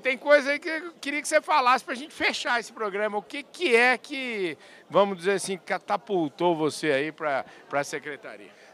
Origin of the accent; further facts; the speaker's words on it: Porangaba, São Paulo, Brazil; accent: caipira; eu nasci em Porangaba, fica 90 quilômetros de Botucatu.